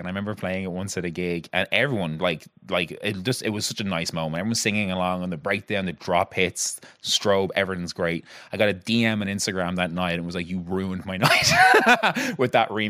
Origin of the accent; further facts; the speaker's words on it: Ireland; Like, as Irish people